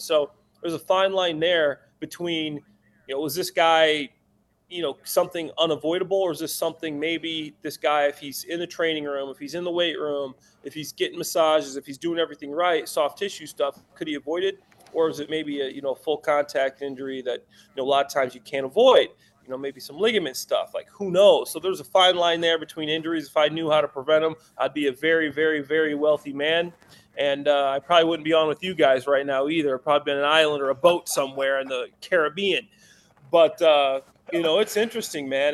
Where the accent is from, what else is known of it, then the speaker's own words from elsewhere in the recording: Chicago, Illinois, United States; I'm from Chicago, I'm in Chicago right now